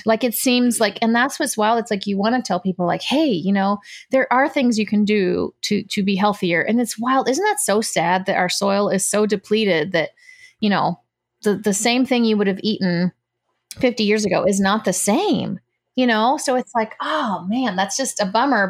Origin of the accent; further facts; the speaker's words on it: United States; when they came to the States, I was born here.